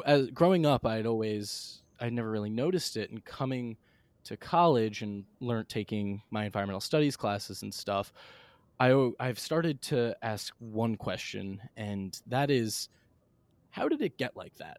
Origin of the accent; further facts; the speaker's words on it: Bellport, New York, United States; I grew up in Bellport, New York, uh, South Shore of Long Island